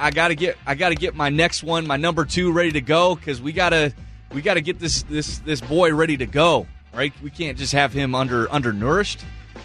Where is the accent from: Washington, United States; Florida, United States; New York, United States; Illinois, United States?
Washington, United States; Sammamish; because I grew up in Sammamish